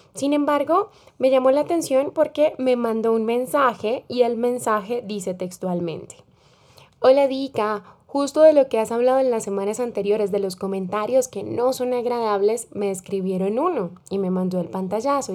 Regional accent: Colombia; como decimos en mi país, en Colombia

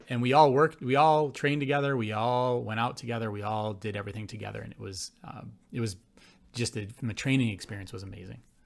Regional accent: Buffalo, New York, United States; I was born and raised in Buffalo, New York

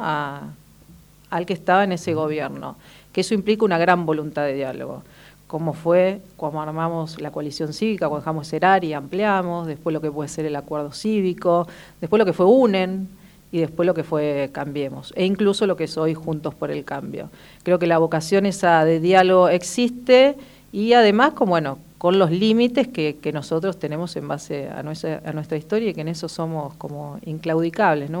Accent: Argentina; que pagamos todos los argentinos

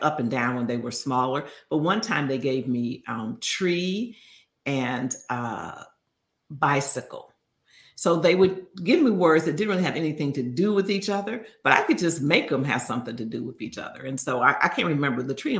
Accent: Chicago, Illinois, United States; growing up in Chicago

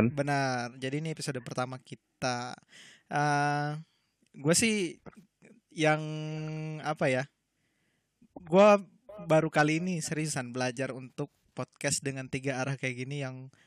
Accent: Aceh, Indonesia; also born or lived in Palembang; now in Jakarta, Indonesia; Gue aslinya orang Aceh, tapi gue udah lama stay di Palembang. Jadi bisa dibilang gue orang Aceh yang naturalisasi ke Palembang.

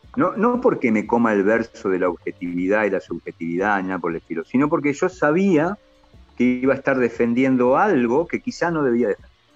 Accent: Argentina; somos argentinos

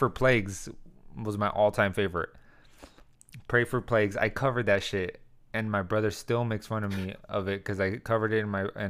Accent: El Centro, California, United States; also born or lived in Arizona; El Centro, in my hometown.

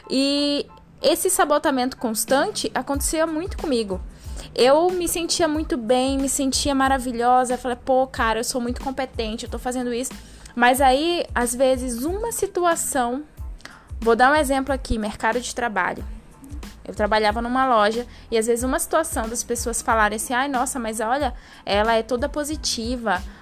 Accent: Santarém, Pará, Brazil; now in Londrina, Brazil; eu vim de Santarém, no Pará, vim morar em Londrina, aqui no Paraná, no norte paranaense

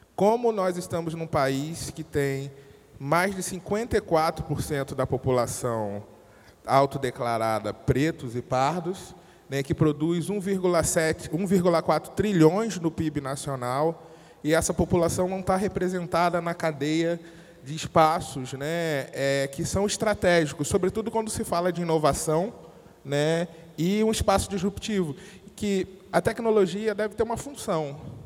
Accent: Rio de Janeiro, Brazil; Eu venho de uma periferia do Rio de Janeiro, né, de uma família que é grande

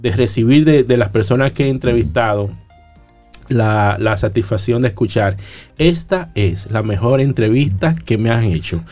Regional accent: La Romana, Dominican Republic; moved away as an adult; also born or lived in Boston, United States / Santo Domingo, Dominican Republic; mis compañeros de bachillerato llegaban al colegio a hablar de sus andanzas en las calles de la Romana, yo eh, ya estaba produciendo los jingles de las emisoras de mi pueblo

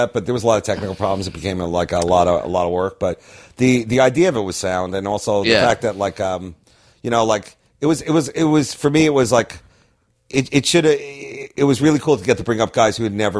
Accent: Long Island, New York, United States; moved away; I'm from Long Island, so, like, whenever I go back there and do shows, I immediately snap into, like, my Long Island humor

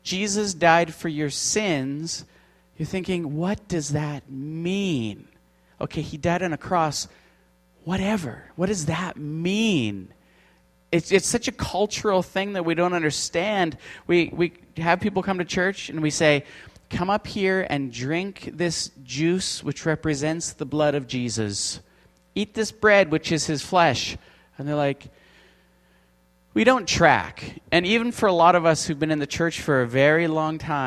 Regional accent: Canada; We're from Canada.

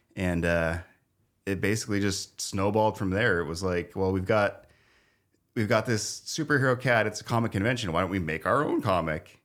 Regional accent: Spokane, Washington, United States; born or raised there; also born or lived in Wichita, Kansas

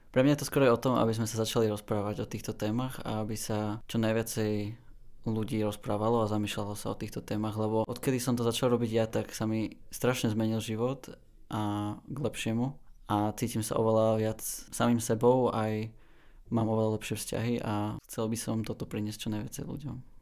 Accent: Bratislava, Bratislava Region, Slovakia; moved away as an adult; also born or lived in Spain / Netherlands; ja som z Bratislavy

